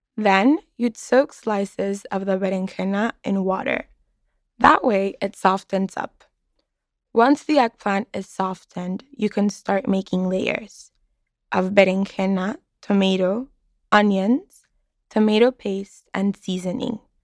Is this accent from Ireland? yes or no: no; Mexicali, Baja California, Mexico; moved away as an adult; now in Boston, United States; I'm from Mexicali, Baja California, and I'm a student in Boston, Massachusetts.